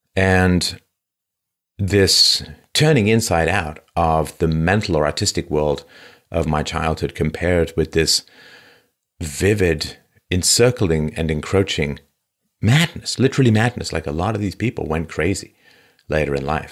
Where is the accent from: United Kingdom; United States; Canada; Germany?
United Kingdom; London; my early childhood growing up in London